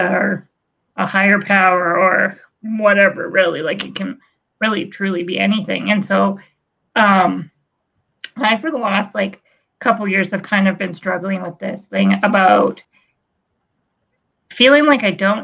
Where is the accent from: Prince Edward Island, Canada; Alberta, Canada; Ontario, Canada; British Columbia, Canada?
Alberta, Canada; Blackie; where I grew up in Blackie. There's only like 300 people there.